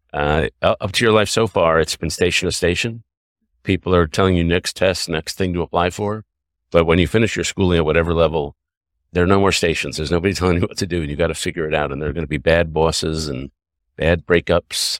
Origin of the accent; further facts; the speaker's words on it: New York City, New York, United States; also born or lived in Canada; Grew up in New York City